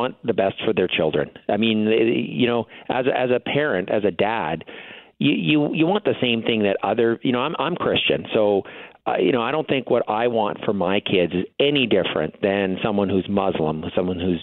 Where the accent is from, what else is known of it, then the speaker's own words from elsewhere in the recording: Winnipeg, Manitoba, Canada; I grew up in Charleswood